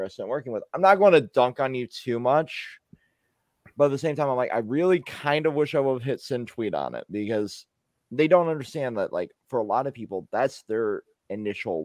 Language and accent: English; United States; I'm the American here